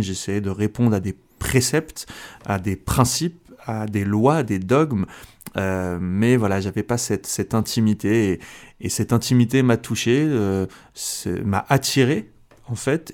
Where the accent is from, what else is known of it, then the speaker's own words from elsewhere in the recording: France; also born or lived in Switzerland; je suis français euh, d'origine algérienne. Mes deux parents sont algériens